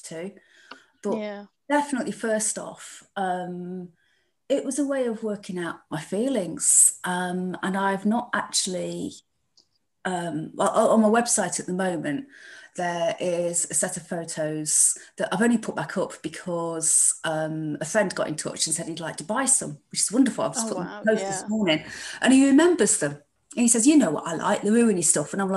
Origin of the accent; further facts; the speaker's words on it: Chesterfield, East Midlands, United Kingdom; now in Leicester, United Kingdom; I come from Chesterfield, near Derbyshire.